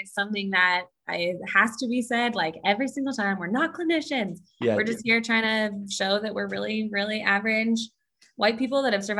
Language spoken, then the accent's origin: English; San Diego, California, United States; I grew up in San Diego, California.